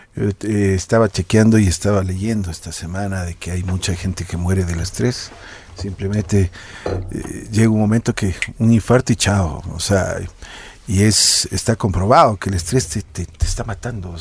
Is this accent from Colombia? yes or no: no; Ecuador; nosotros tenemos como ecuatorianos